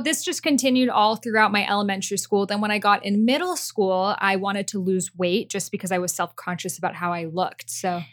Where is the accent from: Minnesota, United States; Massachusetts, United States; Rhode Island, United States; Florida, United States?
Massachusetts, United States; Boston; English is a second language; I grew up in Boston